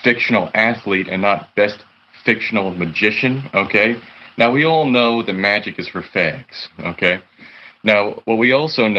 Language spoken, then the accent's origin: English; New Jersey, United States; I'm from New Jersey